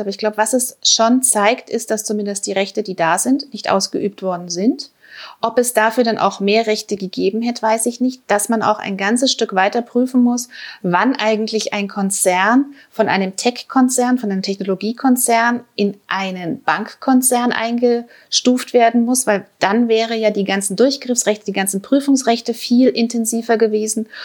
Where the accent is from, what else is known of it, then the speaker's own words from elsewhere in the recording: Germany; als Deutsche